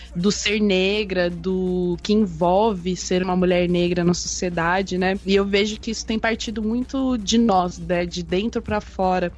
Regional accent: Londrina, Paraná, Brazil; sou de Londrina, do Paraná.

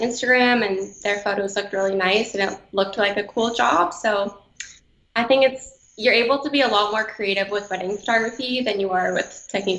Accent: Canada; moved away as an adult; now in Atlanta, United States; So I'm actually from Canada

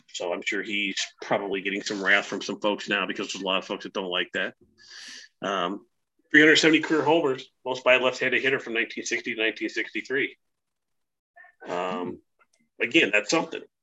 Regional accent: Northwest Indiana, United States; now in Tennessee, United States; I grew up up in Northwest Indiana.

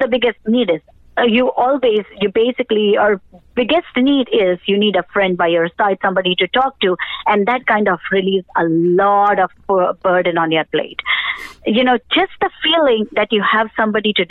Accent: India; moved away as an adult; now in United States; I was born in India. And then, you know, in 2000s, we went ahead and immigrated over here to the United States.

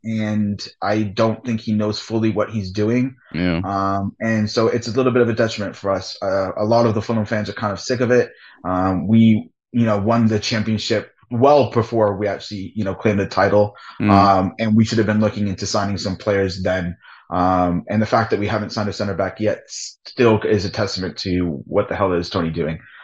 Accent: Hamilton, Ontario, Canada; also born or lived in England; I am from Hamilton, Ontario, Canada

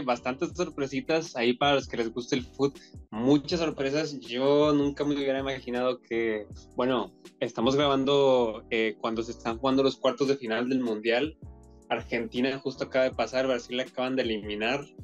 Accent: Monterrey, Nuevo León, Mexico; moved away as an adult; now in Madrid, Spain; yo que soy de Monterrey y estoy acostumbrado al calor

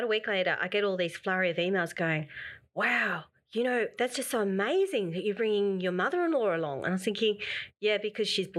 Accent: Australia; I'm an Australian woman

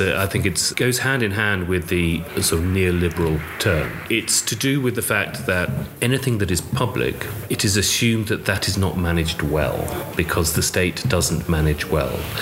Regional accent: London, United Kingdom; born in London, but as I was growing up, I started walking around the city

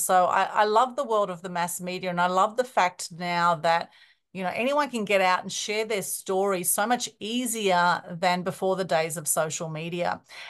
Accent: Sydney, New South Wales, Australia; we were in a fairly small house in Sydney where we grew up in the Northern Beaches.

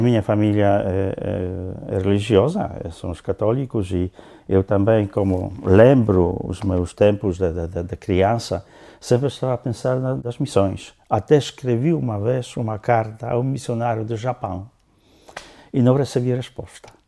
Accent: Lower Silesian Voivodeship, Poland; Portuguese is a second language; moved away as an adult; also born or lived in southern Poland / northern Poland / Angola; now in Portugal; nasci tendo um ano, os meus pais levaram-me eh, para a Silésia para a parte eh, da Silesa Baixa, onde eu cresci até mais ou menos eh, terminando a escola primária

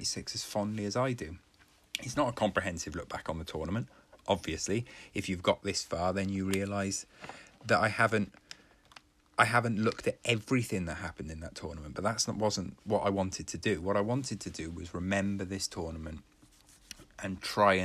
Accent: Wales, United Kingdom; being a Welshman

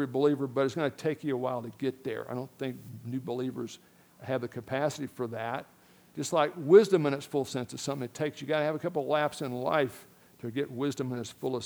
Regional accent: Miami, Florida, United States; I grew up in Miami, Florida, elementary school.

